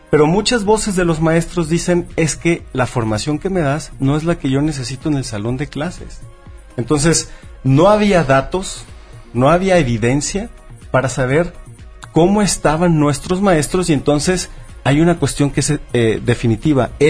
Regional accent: Mexico; es que todos los mexicanos nos volteamos para otro lado durante mucho tiempo.

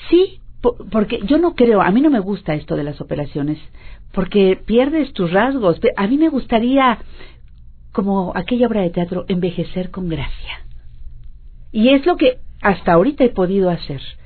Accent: Mexico

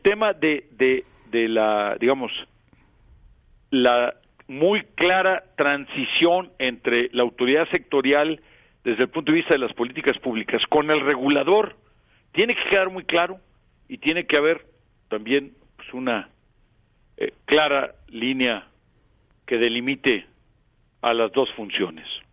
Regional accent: Mexico; moved away; yo en primer lugar soy mexicano

